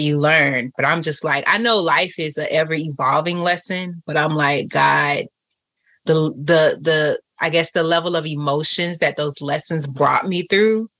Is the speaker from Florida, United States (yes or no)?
yes; Florida, United States; also born or lived in Atlanta; I was more prone to go places in Atlanta than I am here in Florida, and I'm from Florida